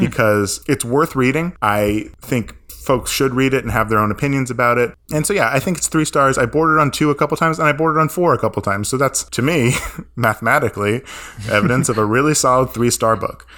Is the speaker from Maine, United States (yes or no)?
yes; Maine, United States; I grew up in Maine.